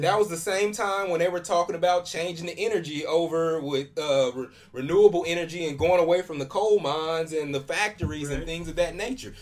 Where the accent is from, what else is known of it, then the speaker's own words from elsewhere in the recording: Oklahoma, United States; I'm from Oklahoma too